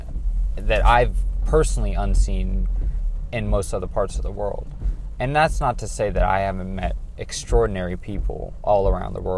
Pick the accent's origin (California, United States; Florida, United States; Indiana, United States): California, United States; I'm from California